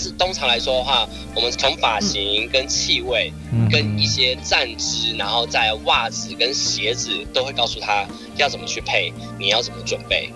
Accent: Taiwan; 我们台湾人

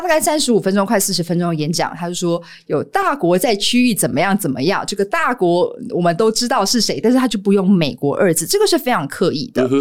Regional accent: Taiwan; 作为中华民国家的民众

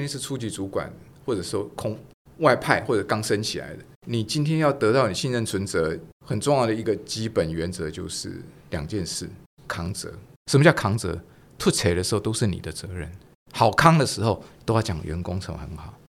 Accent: Taiwan; first language Taiwanese Hokkien; 我喜欢讲台语了，因为台语是我的母语哈。

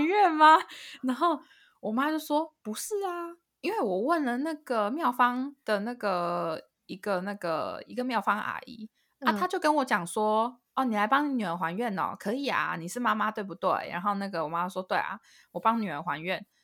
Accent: Taiwan; now in United States; 我明明是台湾人，可是我长期不住在台湾

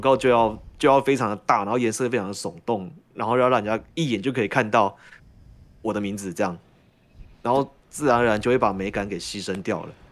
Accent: Taiwan; 我们台湾人

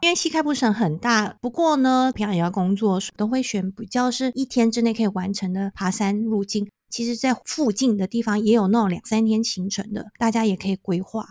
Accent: Taiwan; moved away as an adult; now in South Africa; 我们是生在台湾的孩子

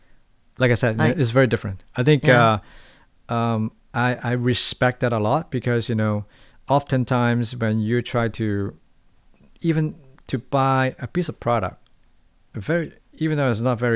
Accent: Hong Kong; now in Taiwan; it's a very different kind of, you know, ways of doing things when I'm coming from Hong Kong.

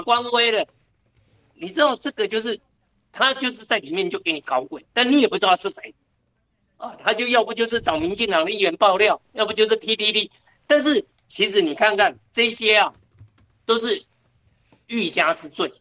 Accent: Taoyuan, Taiwan; 我们桃园人

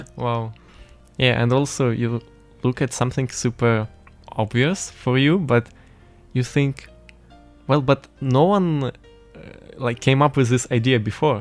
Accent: Western Ukraine, Ukraine; English is a second language; moved away as an adult; now in Taiwan; I am also from Ukraine, but from western part

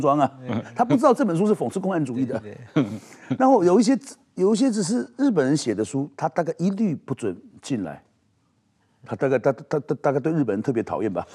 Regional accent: Taiwan; 我们台湾的民主

